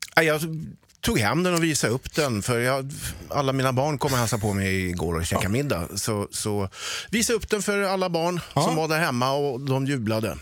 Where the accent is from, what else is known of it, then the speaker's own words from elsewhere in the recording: Sweden; som ödmjuk svensk som man är